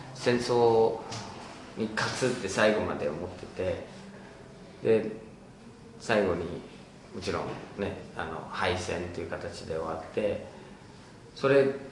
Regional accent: United States; Japanese is a second language; now in Japan; 僕の母国でもあるんですけどアメリカ

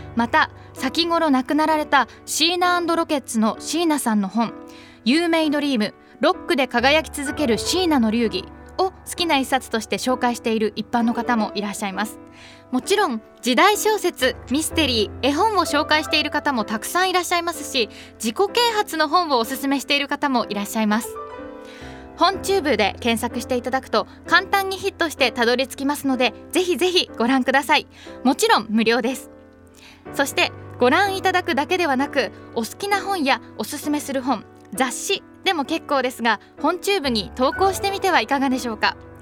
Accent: Tokyo, Japan; 1991年東京生まれの現在23歳です

